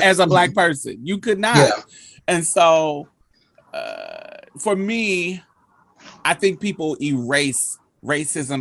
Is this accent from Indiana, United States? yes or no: yes; Indianapolis, Indiana, United States; moved away as an adult; also born or lived in Mississippi; I grew up in Indianapolis, but I went to Mississippi when I was fucking 18. And I stayed there for 12 years, 10 years.